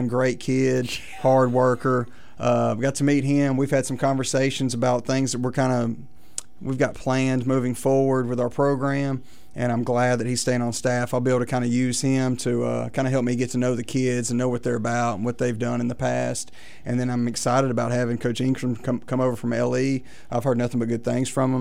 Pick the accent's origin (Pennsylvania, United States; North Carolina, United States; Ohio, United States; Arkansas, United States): Arkansas, United States; Arkadelphia; moved away as an adult; also born or lived in Warren, Arkansas; now in Texarkana, United States; I'm originally from Arkadelphia, Arkansas